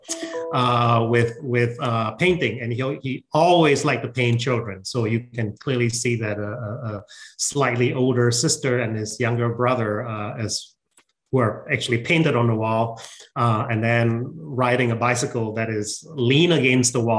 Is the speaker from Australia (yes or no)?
no; George Town, Penang, Malaysia; moved away as an adult; also born or lived in Wisconsin, United States; now in United States; I grew up in Malaysia.